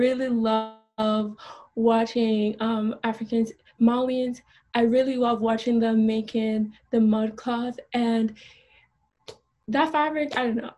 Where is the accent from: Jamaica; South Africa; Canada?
Jamaica; I grew up in Jamaica